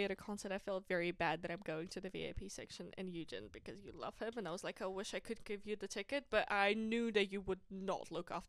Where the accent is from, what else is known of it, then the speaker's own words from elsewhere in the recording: Kazakhstan; English is a second language; now in New Zealand; Because as we all know, I'm from Kazakhstan. Nobody knows about this shithole. Nobody